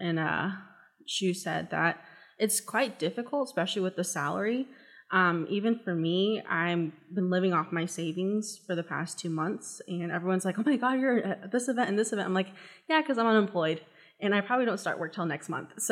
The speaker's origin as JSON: {"language": "English", "town": "Lawrence", "region": "Kansas", "country": "United States", "said": "I'm from Lawrence, so the climate is definitely different than Johnson County area"}